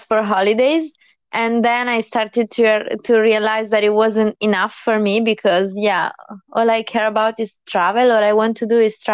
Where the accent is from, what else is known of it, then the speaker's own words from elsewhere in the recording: Italy; moved away as an adult; I'm from Italy